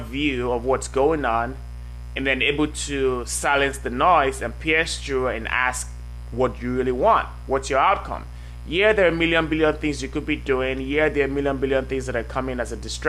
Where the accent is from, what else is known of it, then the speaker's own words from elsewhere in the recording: Nigeria; also born or lived in Norway / France / Hungary / Belgium; now in United States; So I grew up in Nigeria.